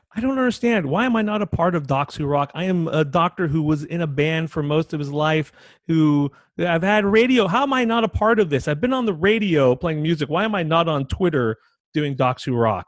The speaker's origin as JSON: {"language": "English", "country": "United States", "said": "I, as an American"}